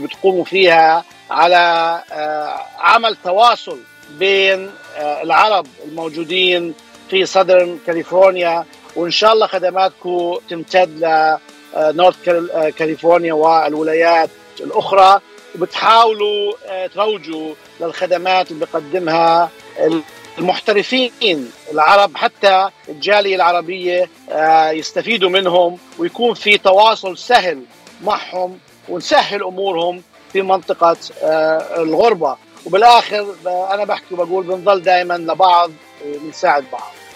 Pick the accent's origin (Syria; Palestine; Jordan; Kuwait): Jordan; moved away as an adult; also born or lived in San Francisco Bay Area, United States / Los Angeles, United States; now in Anaheim, United States; انا آه، اصلا آه، من الاردن يعني اصلي اردني هاجرت على امريكا